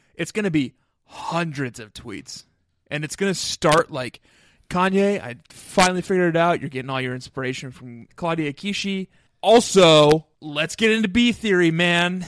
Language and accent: English; Minnesota, United States; I grew up in Minnesota